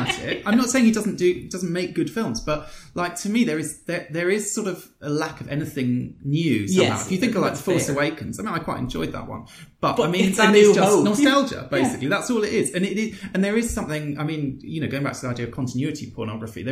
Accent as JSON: {"language": "English", "region": "England", "country": "United Kingdom", "said": "As an English person"}